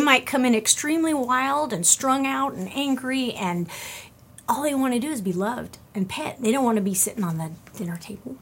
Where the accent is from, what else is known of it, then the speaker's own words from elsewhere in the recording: California, United States; moved away; originally I'm from California